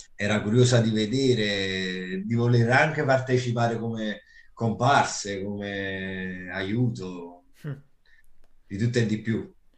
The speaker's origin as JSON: {"language": "Italian", "town": "Naples", "region": "Campania", "country": "Italy", "said": "Io sono di Scampia"}